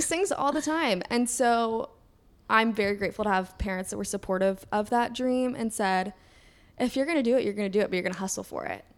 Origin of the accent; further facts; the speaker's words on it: Kentucky, United States; moved away as an adult; now in New York City, United States; I'm from Kentucky.